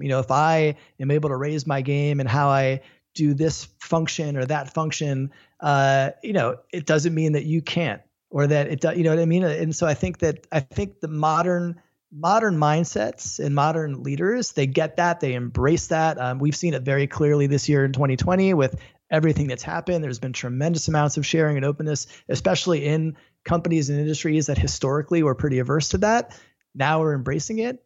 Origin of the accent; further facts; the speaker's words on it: Florida, United States; moved away; also born or lived in Los Angeles; I grew up in Florida watching all the shuttles take off